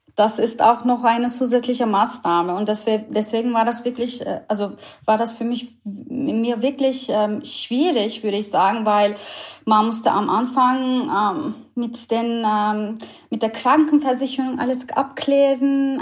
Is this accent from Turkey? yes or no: yes; Istanbul, Turkey; German is a second language; moved away as an adult; also born or lived in Berlin, Germany; now in Germany; Ich, ich komme ursprünglich aus Istanbul. Ich bin eine Ur-Istanbulerin